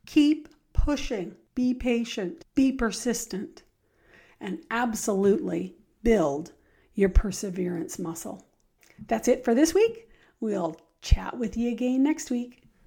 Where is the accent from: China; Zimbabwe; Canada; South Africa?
Canada; Richmond, British Columbia; I grew up in Richmond, uh, British Columbia. So, I was a city gal